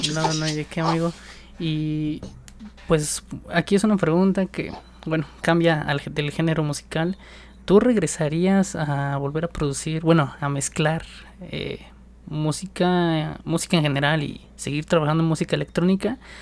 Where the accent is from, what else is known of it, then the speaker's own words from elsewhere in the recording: State of Mexico, Mexico; específicamente del Estado de México, de donde yo soy.